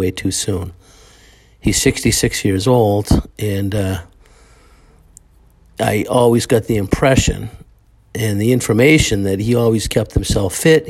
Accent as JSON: {"language": "English", "town": "Brockton", "region": "Massachusetts", "country": "United States", "tie": "born or raised there", "said": "growing up in Brockton, Mass"}